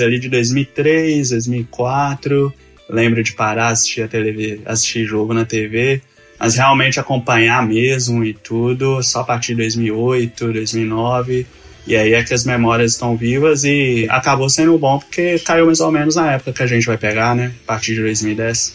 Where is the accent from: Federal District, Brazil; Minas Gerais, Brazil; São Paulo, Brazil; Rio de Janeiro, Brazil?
Minas Gerais, Brazil; Itabira; sou de Itabira, tenho 25 anos